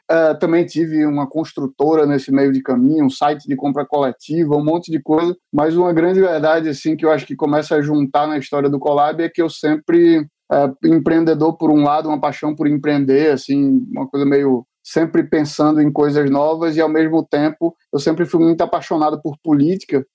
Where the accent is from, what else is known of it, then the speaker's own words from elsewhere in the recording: Recife, Pernambuco, Brazil; eu como sou recifense e adoro, conheço bastante local